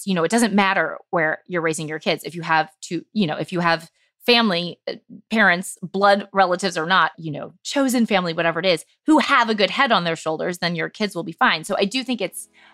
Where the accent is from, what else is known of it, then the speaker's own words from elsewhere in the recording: St. Louis, Missouri, United States; moved away as an adult; also born or lived in New York / Los Angeles; I grew up in St. Louis, and I lived there all my life. And in fact, I mean, until I graduated high school.